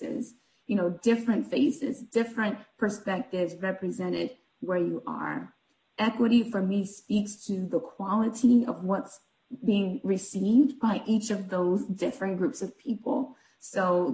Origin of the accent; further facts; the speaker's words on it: San Bernardino, California, United States; also born or lived in Miami, Florida; now in Atlanta, United States; I'm originally from California, Southern California, San Bernardino. I now live in Atlanta with my husband